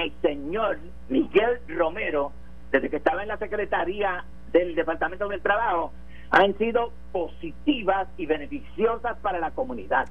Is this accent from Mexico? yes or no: no; Puerto Rico; born or raised there